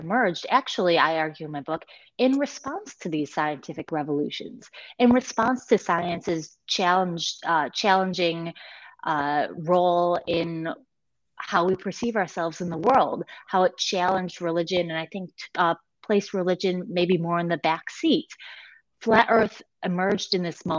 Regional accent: United States; as an American writer

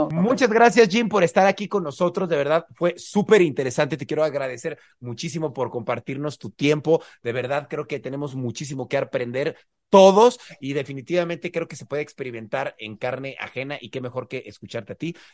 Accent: Honduras; Entonces yo soy hondureño

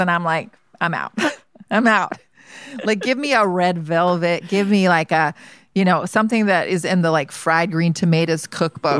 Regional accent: Georgia, United States; moved away; I grew up in Georgia

